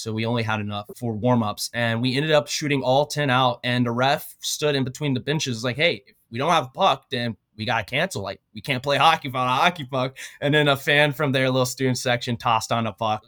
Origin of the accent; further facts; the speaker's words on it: Odessa, Texas, United States; moved away; also born or lived in Oklahoma; Born and raised in Odessa, Texas